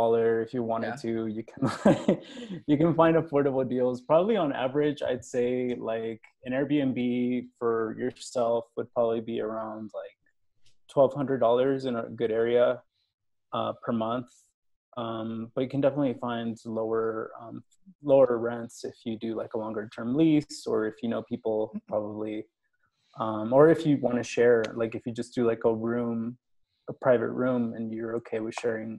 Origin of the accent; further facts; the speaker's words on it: Houston, Texas, United States; moved away as an adult; also born or lived in Austin, Texas; now in Mexico City, Mexico; So I grew up in Texas in Houston